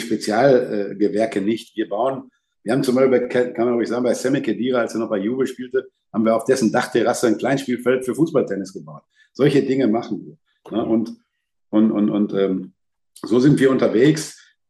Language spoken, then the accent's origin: German; Lippstadt, North Rhine-Westphalia, Germany; now in Dortmund, Germany; Ich bin auf der Straße groß geworden, da war eine englische Kaserne mit Schotten, da war ein Italiener als erster Gastarbeiter